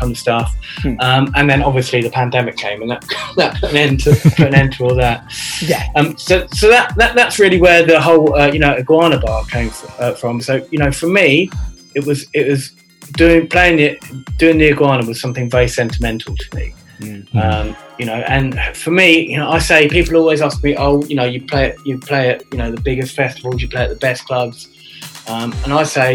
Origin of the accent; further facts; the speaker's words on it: Reading, South East England, United Kingdom; moved away as an adult; also born or lived in London; now in Reading, United Kingdom; I'm originally from Reading.